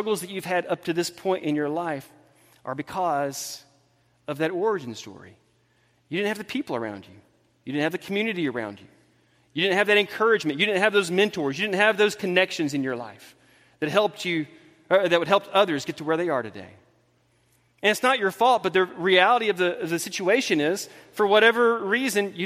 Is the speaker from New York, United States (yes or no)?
no; Thomaston, Georgia, United States; moved away; I was born on June 6th, 1977 in Thomaston, Georgia, about 800 miles from here